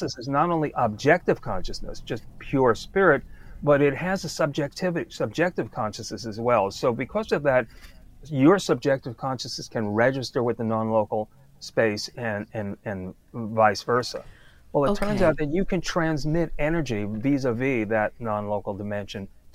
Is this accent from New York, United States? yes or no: yes; New York City, New York, United States; moved away as an adult; I grew up in Brooklyn